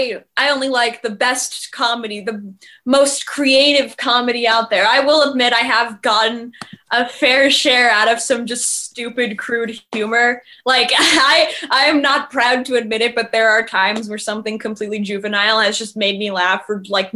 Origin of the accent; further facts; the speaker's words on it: Los Angeles, California, United States; from Los Angeles, California